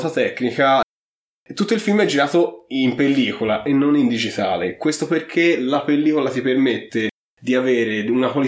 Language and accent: Italian; Apulia, Italy; siamo pugliesi.